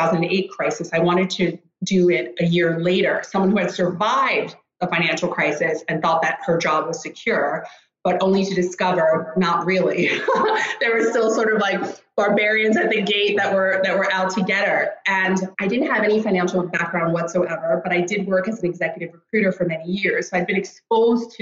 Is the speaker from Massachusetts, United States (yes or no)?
no; Rockland County, New York, United States; born or raised there; moved away as an adult; also born or lived in Greenwich, Connecticut; now in Stockholm, Sweden